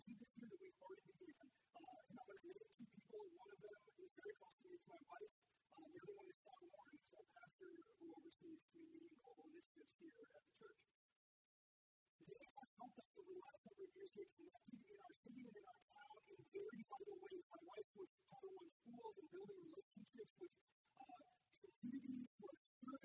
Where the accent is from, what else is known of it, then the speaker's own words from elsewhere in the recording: North Dakota, United States; moved away as an adult; now in Arizona, United States; My wife and I grew up in Rome, North Dakota. We moved here 23 years ago.